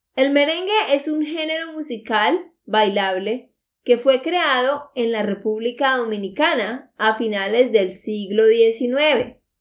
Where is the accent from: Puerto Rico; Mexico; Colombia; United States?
Colombia; Santander; de Santander, Colombia